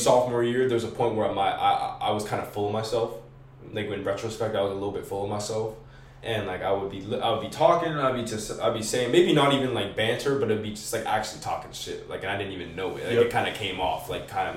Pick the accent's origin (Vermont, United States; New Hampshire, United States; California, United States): New Hampshire, United States; Merrimack; I was raised in Merrimack, but my parents are both from New York